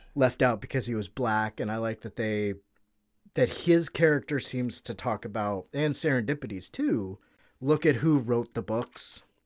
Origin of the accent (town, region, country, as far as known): United States